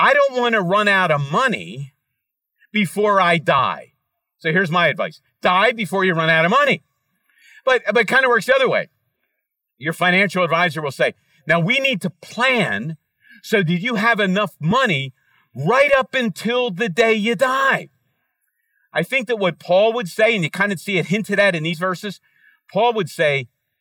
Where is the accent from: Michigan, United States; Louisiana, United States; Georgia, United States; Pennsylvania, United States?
Pennsylvania, United States; Philadelphia; Kim and I grew up in Center City in a town called Fishtown